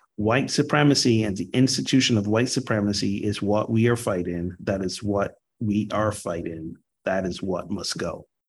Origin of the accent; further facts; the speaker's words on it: Barbados; moved away as an adult; now in United States; I was born and grew up in Barbados till 19